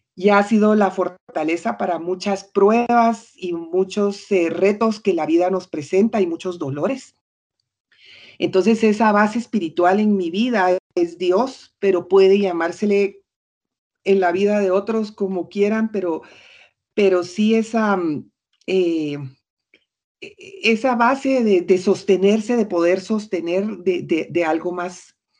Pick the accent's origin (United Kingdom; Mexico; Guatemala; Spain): Guatemala; moved away as an adult; also born or lived in United States; viví como 16 años fuera de Guatemala en Estados Unidos.